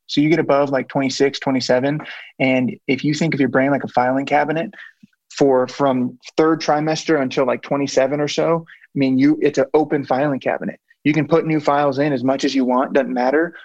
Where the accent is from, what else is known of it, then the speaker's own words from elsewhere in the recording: Blue Springs, Missouri, United States; So on the Missouri side, there's one called Blue Springs. Grew up there